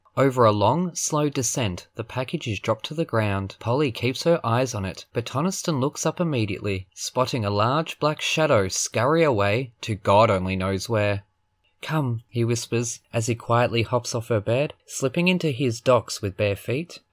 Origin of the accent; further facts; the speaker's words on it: Australia; I'm proud Australian